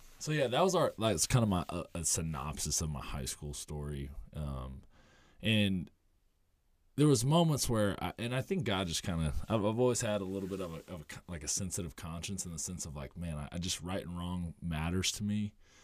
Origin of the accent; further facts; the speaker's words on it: Muncie, Indiana, United States; Muncie, Indiana.